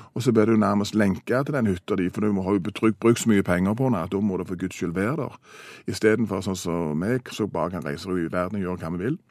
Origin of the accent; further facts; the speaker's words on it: Stavanger, Rogaland, Norway; Stavanger har vært der vi kommer fra